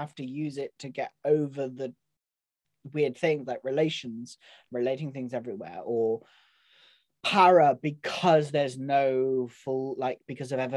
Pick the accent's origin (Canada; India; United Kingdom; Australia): United Kingdom; We're British